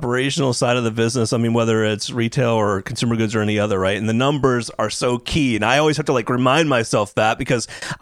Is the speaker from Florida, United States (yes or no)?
yes; Tampa, Florida, United States; I grew up in Tampa